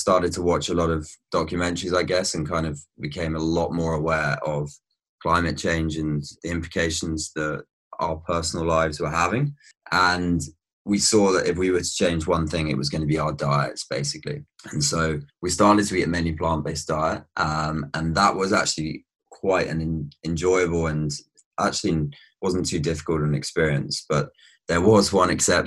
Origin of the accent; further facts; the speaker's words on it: Brighton, South East England, United Kingdom; now in Amsterdam, Netherlands; I grew up in Brighton, but my family's actually from the West Country